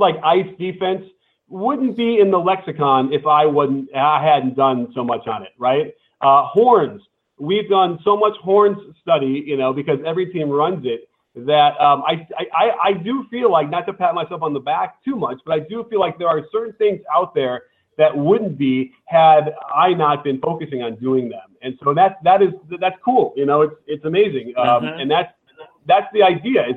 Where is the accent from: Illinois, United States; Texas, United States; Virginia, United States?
Illinois, United States; Chicago; now in Los Angeles, United States; I grew up in Chicago going to all the Bulls games.